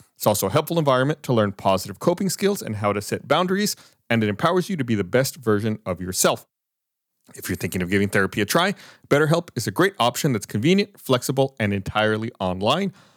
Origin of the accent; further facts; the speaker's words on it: Austin, Texas, United States; I was born here in Austin